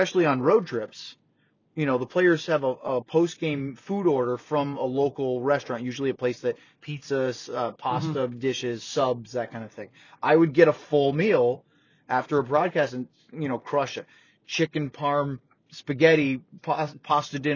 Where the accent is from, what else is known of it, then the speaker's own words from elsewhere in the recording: Maine, United States; I grew up in Maine and New England.